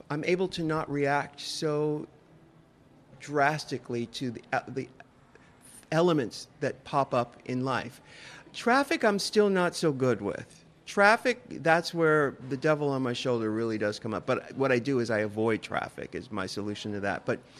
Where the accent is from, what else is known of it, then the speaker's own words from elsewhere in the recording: San Diego, California, United States; I'm from California, too. I'm from San Diego. So there's this vernacular that I grew up